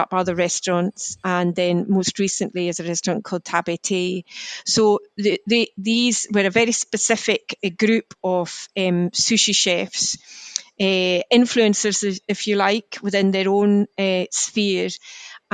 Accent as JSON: {"language": "English", "region": "West Coast of Scotland", "country": "United Kingdom", "said": "I'm from the West Coast"}